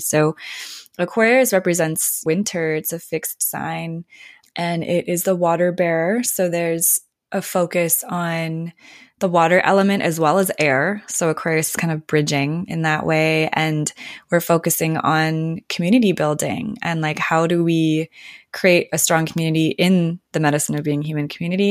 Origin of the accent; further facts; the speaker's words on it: Minnesota, United States; now in Sierra foothills, Northern California, United States; I grew up in Minnesota